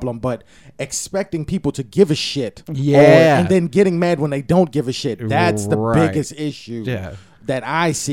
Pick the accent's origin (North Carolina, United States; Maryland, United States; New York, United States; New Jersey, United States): Maryland, United States; Baltimore; I've seen it in Baltimore, like when I grew up